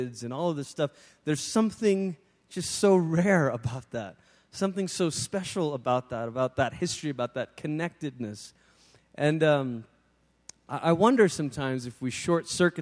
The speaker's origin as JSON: {"language": "English", "country": "Malaysia", "tie": "born or raised there", "moved": "yes", "said": "being back, obviously, in the country where I'd grown up"}